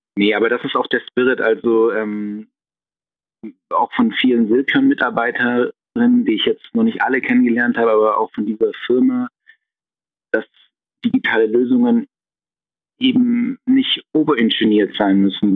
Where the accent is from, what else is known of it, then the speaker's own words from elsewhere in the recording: Tübingen, Baden-Württemberg, Germany; in Tübingen in meiner Heimatstadt